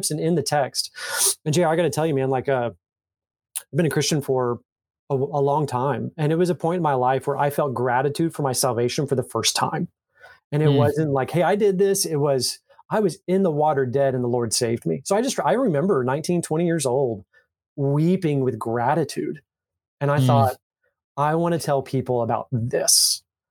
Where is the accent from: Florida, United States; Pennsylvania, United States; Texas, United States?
Texas, United States; Fort Worth; I was born and raised in Fort Worth, Texas